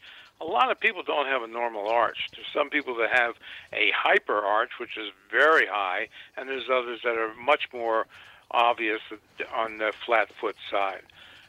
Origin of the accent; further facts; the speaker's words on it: Washington, District of Columbia, United States; I grew up actually in Washington, D.C. That was where I was born, and then after that, of course, went away for all the other educational experiences. I returned to D.C.